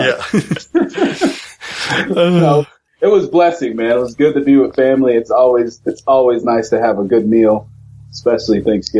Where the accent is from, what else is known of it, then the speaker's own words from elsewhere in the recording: Florida, United States; moved away as an adult; also born or lived in Kansas City; So, a little history. My upbringing was in Florida, pretty much all of Florida, where I went to school, college. Ultimately, I moved from there to go to chiropractic college in Kansas City